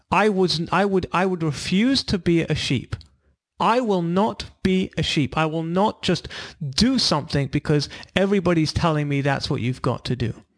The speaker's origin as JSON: {"language": "English", "region": "London", "country": "United Kingdom", "also_born_or_lived": "Israel / California", "moved": "as an adult", "said": "I'm from London originally. We moved to California"}